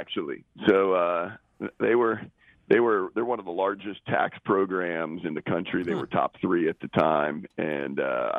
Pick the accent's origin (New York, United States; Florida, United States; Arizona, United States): New York, United States; Albany; also born or lived in Denver, Colorado; now in Charlotte, United States; I'm from Albany, New York, man. Couldn't get out of there. We're talking about cold weather. Couldn't get out of there fast enough to get to this warm city of Charlotte.